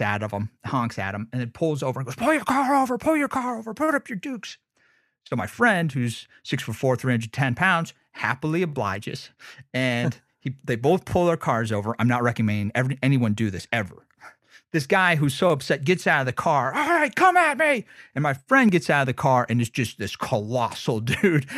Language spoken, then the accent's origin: English; United States; I'm from Lake Tahoe